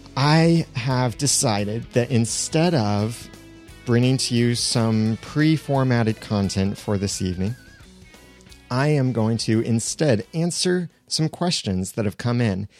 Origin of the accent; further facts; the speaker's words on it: United States; I'm an American.